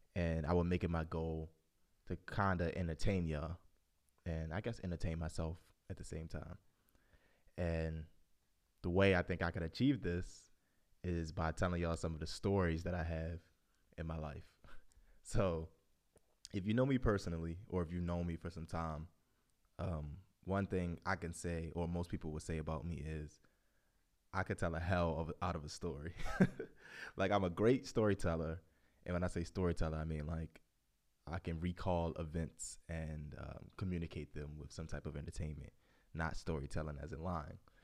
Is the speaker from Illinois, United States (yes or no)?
no; Baltimore, Maryland, United States; growing up in Baltimore alone is, like, so many stories to tell